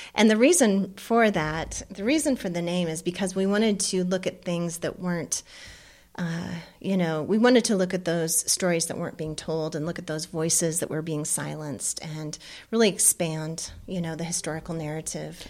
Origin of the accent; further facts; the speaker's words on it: Livingston, Montana, United States; I was born in Livingston, Montana, and grew up here in this great state